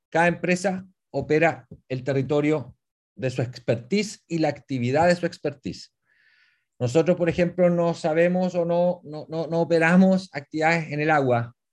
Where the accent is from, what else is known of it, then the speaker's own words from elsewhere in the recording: Puerto Varas, Los Lagos, Chile; y nosotros que somos acá de Puerto Vara.